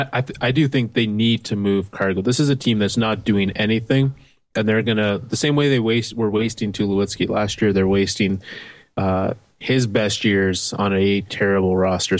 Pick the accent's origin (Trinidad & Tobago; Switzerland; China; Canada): Canada; I'm a Canadian baseball fan